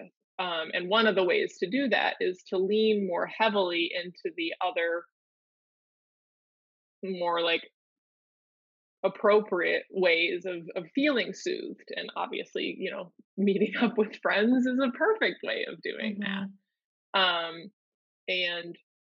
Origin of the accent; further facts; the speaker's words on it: Minnesota, United States; I grew up in in Minnesota